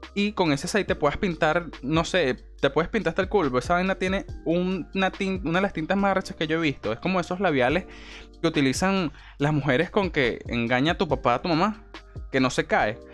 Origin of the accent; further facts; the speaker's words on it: Venezuela; soy venezolano